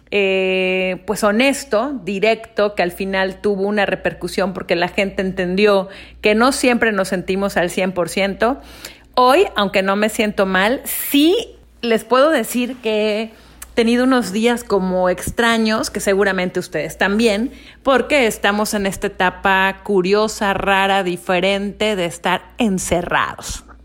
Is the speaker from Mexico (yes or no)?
yes; Mérida, Yucatán, Mexico; yo nací en Mérida, Yucatán